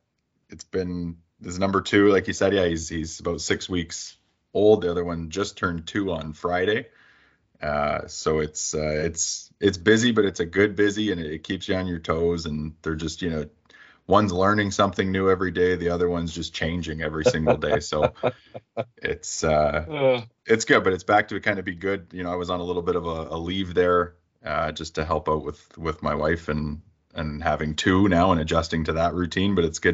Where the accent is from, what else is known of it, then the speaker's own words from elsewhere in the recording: Niagara Falls, Ontario, Canada; Like originally born and raised in Niagara Falls, Ontario.